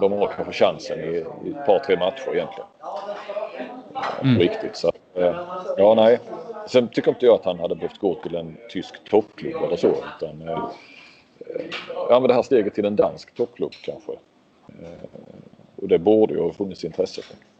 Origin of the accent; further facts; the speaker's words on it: Sweden; som svensk